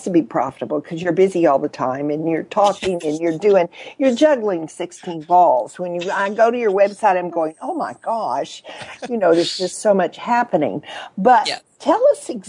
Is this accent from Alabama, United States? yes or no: no; West Texas, United States; growing up in West Texas, was the cattle auctions